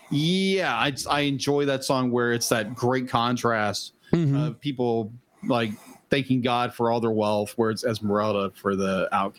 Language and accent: English; United States; as an American